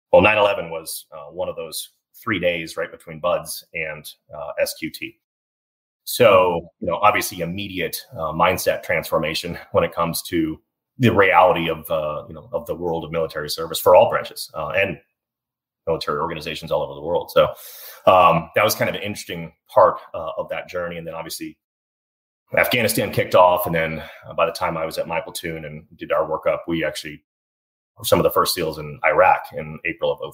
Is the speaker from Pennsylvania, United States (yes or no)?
no; Dallas, Texas, United States; I grew up in Dallas, did my undergrad education at SMU